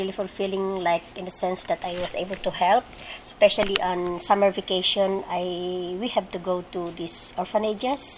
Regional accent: Philippines; moved away; also born or lived in Eritrea; I'm from the Philippines.

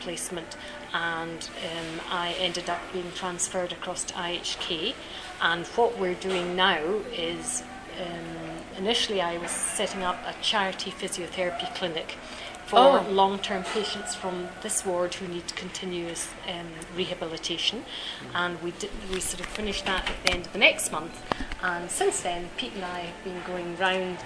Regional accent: near Inverness, north of Scotland, United Kingdom; moved away as an adult; now in Uganda; We're from Scotland, from the north of Scotland, near Inverness.

